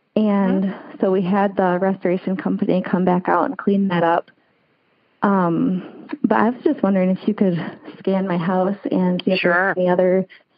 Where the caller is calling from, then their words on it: Michigan, United States; I'm calling from Michigan.